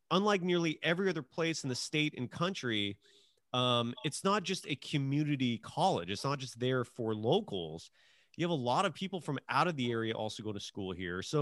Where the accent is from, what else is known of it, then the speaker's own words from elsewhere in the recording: Pismo Beach, California, United States; I am from Pismo Beach, sir. I didn't even know that there was a college here. Well, I commute to San Luis Obispo twice a week.